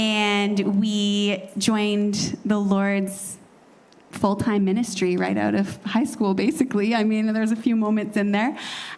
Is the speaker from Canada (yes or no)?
yes; Vancouver Island, British Columbia, Canada; moved away as an adult; now in Lower Mainland, Canada; we grew up on Vancouver Island, and we've been on the Lower Mainland for the last 12 years.